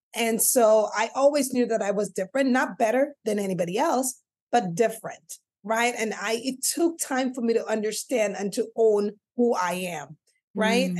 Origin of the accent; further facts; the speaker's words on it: St. Lucia; moved away; growing up in the Caribbean island of St. Lucia, where I gained the name of uh, family MC